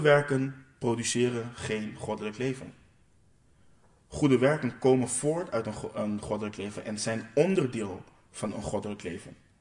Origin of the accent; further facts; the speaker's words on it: Curaçao; ik kom uit Curaçao